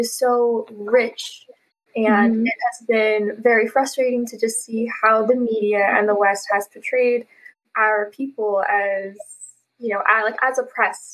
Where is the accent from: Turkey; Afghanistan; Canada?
Afghanistan; now in United States; I'm Afghan.